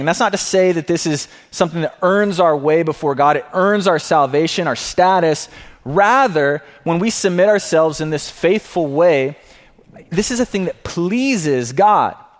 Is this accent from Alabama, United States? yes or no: yes; Alabama, United States; I come from the South, being from Alabama, the Bible Belt